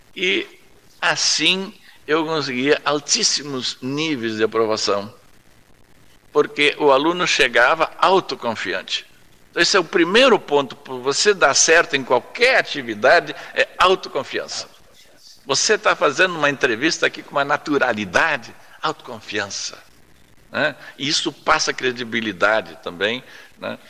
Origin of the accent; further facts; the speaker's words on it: São Lourenço do Sul, Rio Grande do Sul, Brazil; also born or lived in Pelotas; eu sou natural de São Lourenço, nasci no interior do município, em São João da Reserva